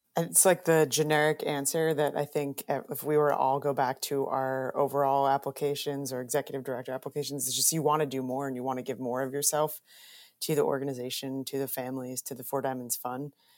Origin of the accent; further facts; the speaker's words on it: suburbs of New York, United States; I'm a New Yorker, grew up in the suburbs of New York